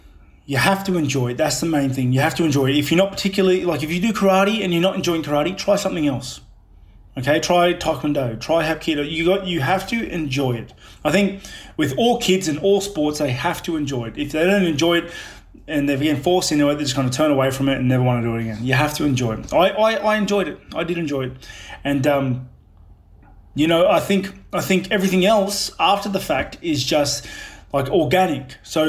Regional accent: Australia; also born or lived in New Zealand; Yeah, I was born in New Zealand, but literally it was kind of like an accidental birth in New Zealand. So, like, my mum was living here in Australia with my dad

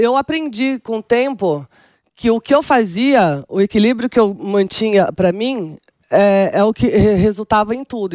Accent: São Paulo, Brazil; first language Portuguese; also born or lived in Milan; Eu sou da periferia de São Paulo, Jardim Selma

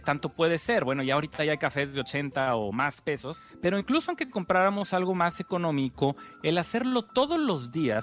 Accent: Mexico; estoy hablando como mexicanos

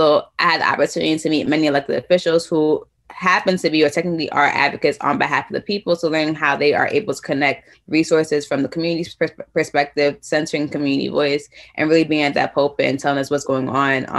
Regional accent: New York City, New York, United States; now in New Haven, United States; I grew up in Brooklyn, New York

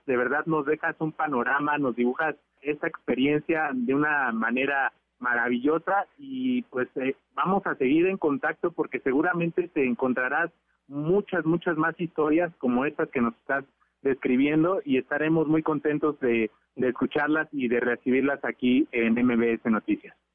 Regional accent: Mexico; nosotros como mexicanos

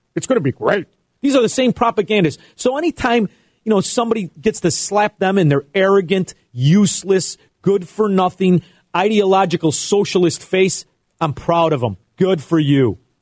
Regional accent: United States; we as American capitalists

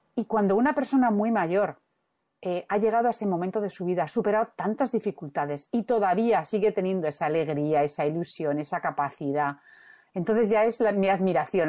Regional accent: Madrid, Community of Madrid, Spain; now in Santander, Spain; yo soy madrileña

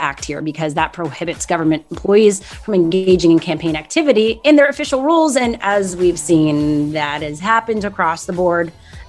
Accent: Canada; I find it's fun to say y'all, but then it's also weird because I'm Canadian.

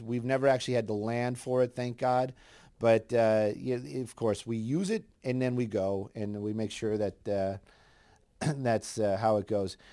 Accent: Los Angeles, California, United States; I grew up up here in Los Angeles

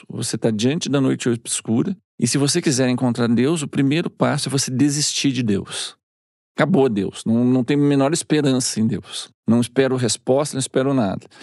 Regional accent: Lisbon, Portugal; Tem um, um, um, compositor lá da minha terra, em Lisboa, que é um, todo mundo que é da minha geração, até hoje, né?

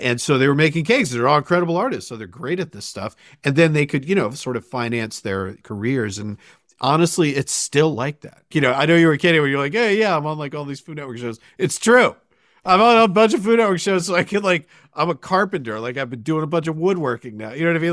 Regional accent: Sandwich, Massachusetts, United States; I grew up in Sandwich, Massachusetts.

